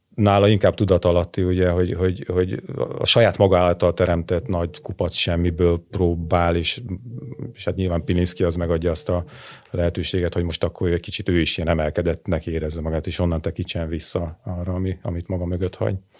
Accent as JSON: {"language": "Hungarian", "country": "Hungary", "moved": "yes", "lives_now": "Budapest, Hungary", "said": "én vidéki vagyok, csak én Budapesten élek"}